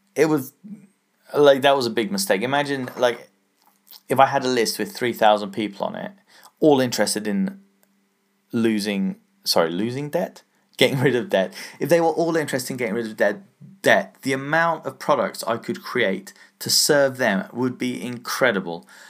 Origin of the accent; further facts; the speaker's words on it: England, United Kingdom; I'm English, so, uh, I say pound